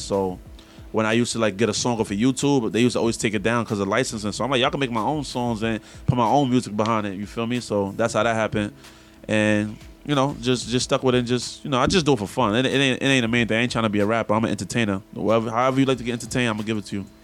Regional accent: New York City, New York, United States; I'm from Brooklyn, Brownsville

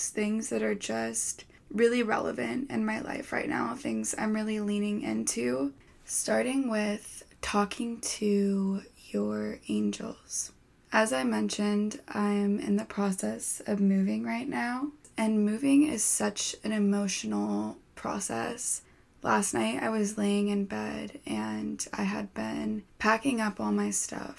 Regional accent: California, United States; my entire childhood growing up in California

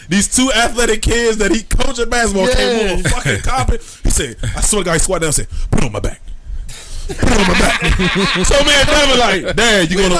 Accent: Guthrie, Kentucky, United States; I'm Guthrie, Kentucky.

